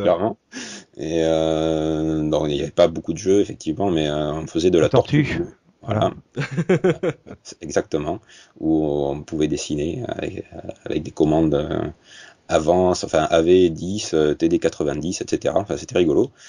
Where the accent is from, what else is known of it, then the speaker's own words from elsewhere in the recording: Bordeaux, Nouvelle-Aquitaine, France; accent: Bordelais; bordelaise, parce que vous avez peut-être entendu mon accent